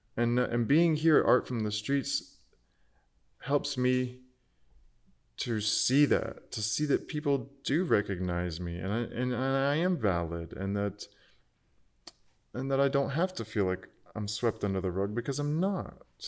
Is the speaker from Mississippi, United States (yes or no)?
no; Archer, Florida, United States; moved away as an adult; also born or lived in Gainesville, Florida; now in Austin, United States; my sister and I joined the church choir a Methodist church in our hometown Archer, which is just about 12 miles outside of Gainesville